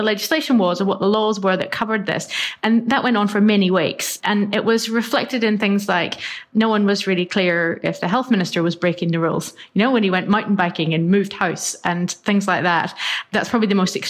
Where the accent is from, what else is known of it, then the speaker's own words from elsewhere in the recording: Northern Ireland, United Kingdom; now in New Zealand; I grew up in Northern Ireland